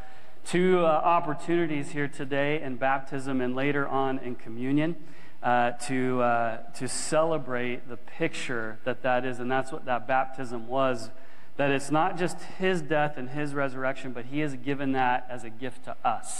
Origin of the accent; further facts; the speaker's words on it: United States; now in Canada; I grew up in the States